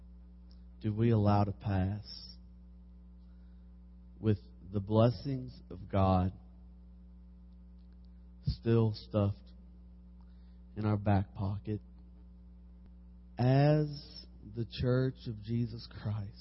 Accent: Harrodsburg, Kentucky, United States; I'm from Harrodsburg, Kentucky, Mercer County

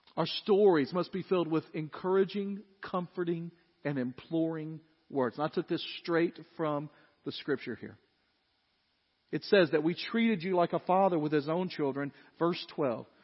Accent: Dyersburg, Tennessee, United States; growing up in Dyersburg

